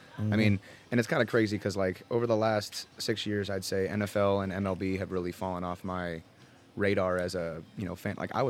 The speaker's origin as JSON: {"language": "English", "town": "Castro Valley", "region": "California", "country": "United States", "tie": "born or raised there", "also_born_or_lived": "Hayward / Oakland / San Lorenzo", "said": "I'm actually from Castro Valley. I mean, I'm from, like, Bay Area."}